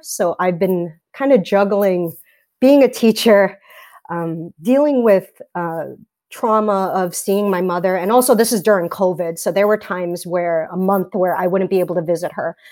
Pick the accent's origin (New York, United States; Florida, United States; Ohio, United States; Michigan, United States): New York, United States; New York City; I grew up in Staten Island